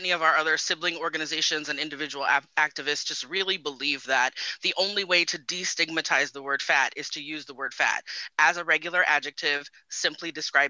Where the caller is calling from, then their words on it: Phoenix, Arizona, United States; also born or lived in Bay Area, California; I'm calling in from Phoenix today, but I spent 22 years in the Bay and came into my activism in Oakland.